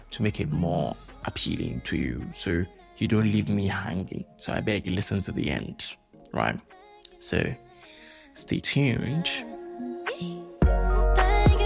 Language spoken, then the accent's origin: English; Ghana; I'm a Ghanaian, so I have to use the Ghanaian culture